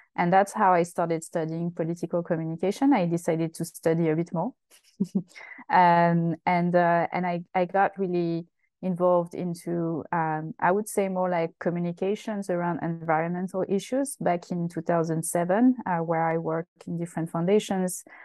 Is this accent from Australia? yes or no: no; Essonne, southern suburb of Paris, Île-de-France, France; moved away as an adult; I'm from France. I was born in uh, the southern suburb of Paris, uh, which is called Essonne, uh, and uh, I grew up there until uh, uh, you know quite late, my late twenties.